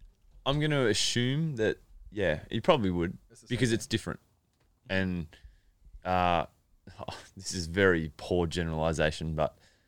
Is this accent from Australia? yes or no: yes; Melbourne, Victoria, Australia; Well, I'm from Melbourne, and it's a really nice place.